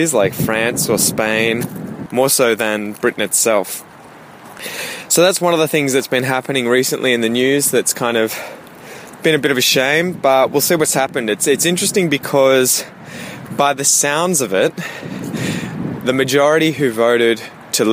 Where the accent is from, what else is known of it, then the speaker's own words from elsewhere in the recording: Australia; I'm from Australia, I have British heritage